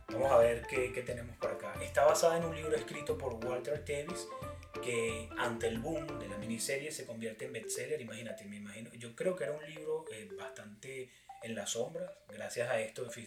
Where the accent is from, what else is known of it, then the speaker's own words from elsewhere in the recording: Venezuela; now in United States; Somos, venezolanos. Creo que tú lo dijiste al principio. Ambos somos venezolanos.